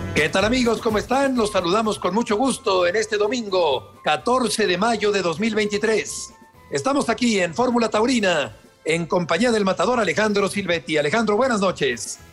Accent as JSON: {"language": "Spanish", "country": "Mexico", "said": "en nuestro país"}